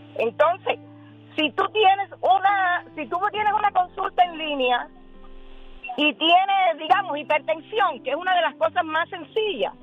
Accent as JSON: {"language": "Spanish", "country": "Cuba", "moved": "as an adult", "lives_now": "United States", "said": "Yo soy cubana."}